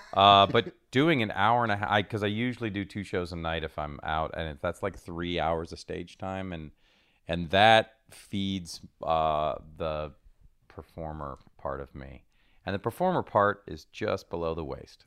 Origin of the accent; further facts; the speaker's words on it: Seattle, Washington, United States; moved away; also born or lived in Rome, Italy / New Jersey; I grew up there